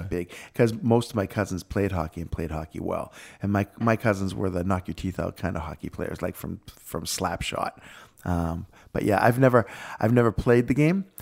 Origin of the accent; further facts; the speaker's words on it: Boston, Massachusetts, United States; accent: Boston; moved away; I grew up in Boston